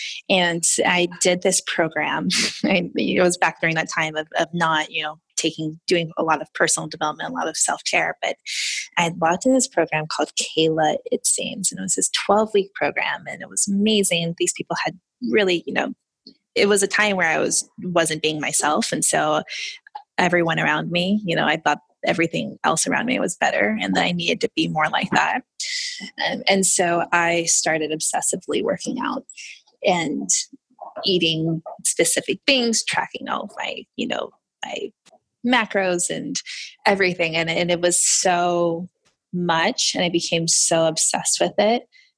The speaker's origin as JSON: {"language": "English", "region": "Florida", "country": "United States", "tie": "born or raised there", "said": "So I was all over the place. I was a military brat and I settled in Florida, in the good old Florida, which is wonderful sometimes."}